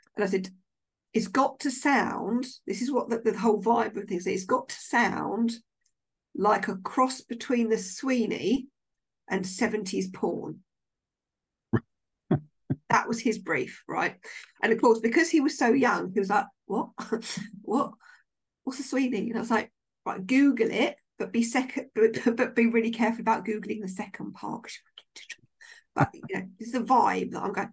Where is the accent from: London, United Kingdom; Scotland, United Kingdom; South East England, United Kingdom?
South East England, United Kingdom; Maidenhead; I'm from Maidenhead